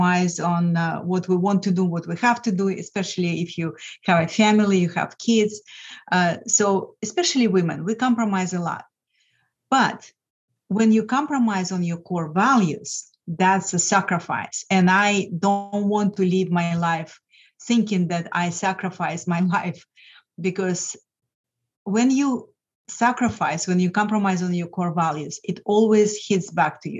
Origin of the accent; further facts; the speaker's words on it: Lithuania; English is a second language; moved away as an adult; now in United States; I'm originally from Lithuania